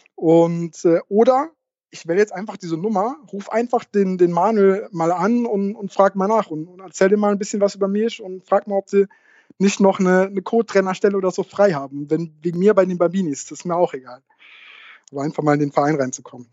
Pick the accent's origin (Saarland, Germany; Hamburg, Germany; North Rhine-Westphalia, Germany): Saarland, Germany; moved away as an adult; now in Koblenz, Germany; Ich komme aus dem Saarland, ähm, bin äh, zwecks Uni äh, nach, nach Koblenz gekommen